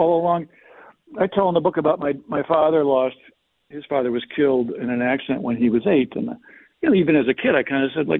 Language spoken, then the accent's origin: English; Chicago, Illinois, United States; I grew up in Chicago, and my dad didn't go to church